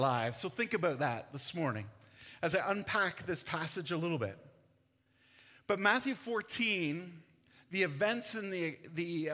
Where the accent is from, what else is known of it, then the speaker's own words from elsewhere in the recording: Jackson's Point, Ontario, Canada; On the south side of Lake Simcoe, Jackson's Point area is where I grew up, and I spent most of my teenage years growing up there